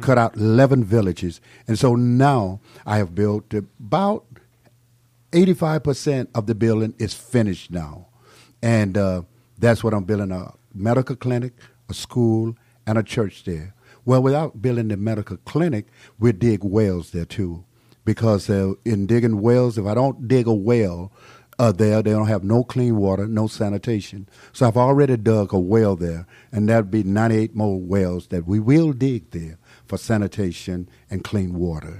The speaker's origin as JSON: {"language": "English", "region": "South Carolina", "country": "United States", "tie": "born or raised there", "also_born_or_lived": "Atlanta", "moved": "yes", "said": "I was born in South Carolina. I was born in nineteen forty-six. I had no running water, no electric lights, no inside plumbing"}